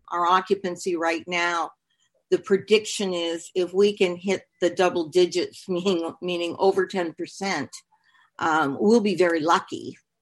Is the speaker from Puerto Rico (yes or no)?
no; Canada; now in Hollywood, Florida, United States; I am Canadian